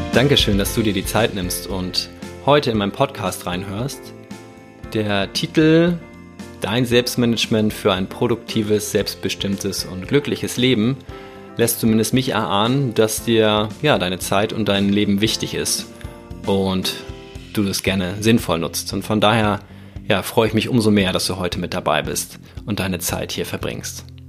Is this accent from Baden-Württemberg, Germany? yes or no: no; Hamburg, Germany; als Hamburger Nordlicht am Wasser